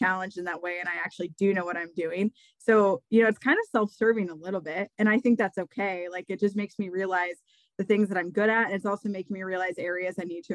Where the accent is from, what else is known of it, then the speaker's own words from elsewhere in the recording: Iowa, United States; I'm born and raised in Iowa and haven't left the Midwest